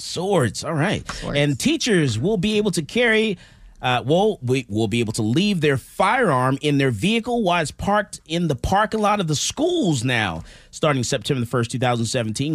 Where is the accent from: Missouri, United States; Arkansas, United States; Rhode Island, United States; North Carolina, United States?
Missouri, United States; now in Texas, United States; I'm from Missouri to show me state